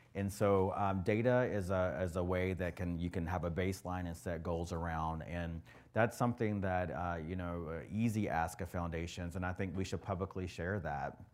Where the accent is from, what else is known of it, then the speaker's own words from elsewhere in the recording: the South, United States; I'm from the South, or the South, right?